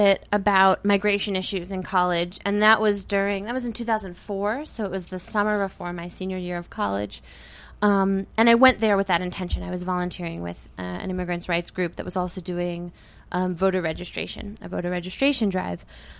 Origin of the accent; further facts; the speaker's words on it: Reading, Pennsylvania, United States; I grew up in Reading. I went to Reading schools, graduated from Reading High. I wasn't born here, but I was almost born and raised in Reading.